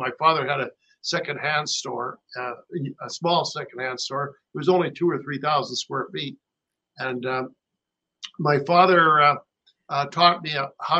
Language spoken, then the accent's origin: English; Canada; also born or lived in Rancho Mirage, California; as a Canadian